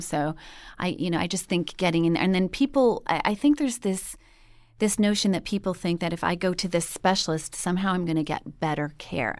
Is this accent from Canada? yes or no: yes; Montreal, Quebec, Canada; now in Los Angeles, United States; I'm from Montreal